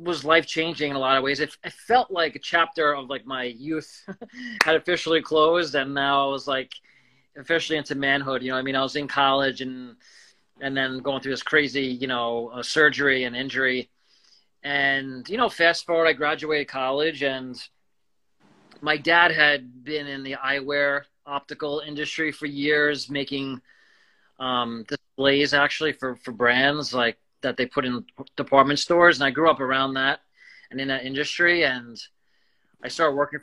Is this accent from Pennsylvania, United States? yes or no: no; Long Island, New York, United States; moved away as an adult; also born or lived in Denver; I grew up on Long Island, you know, in New York